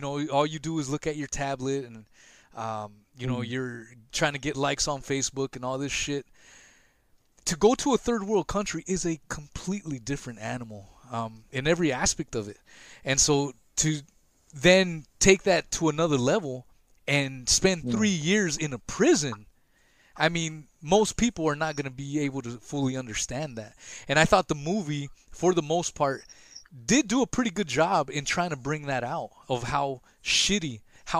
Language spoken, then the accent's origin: English; West Coast, United States; also born or lived in Los Angeles, California; now in Florida, United States; I was born in LA and I grew up in the pretty much in the West Coast.